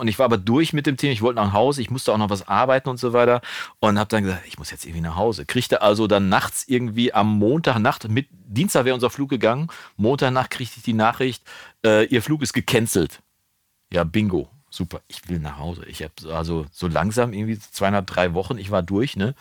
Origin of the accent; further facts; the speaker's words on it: Germany; also born or lived in Wolbeck, Münster, North Rhine-Westphalia; als Deutscher